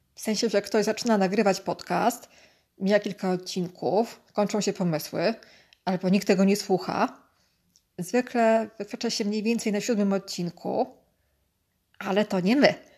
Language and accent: Polish; Warsaw, Masovian Voivodeship, Poland; Jestem z Ochoty, czyli stolicy Wietnamu na wychodztwie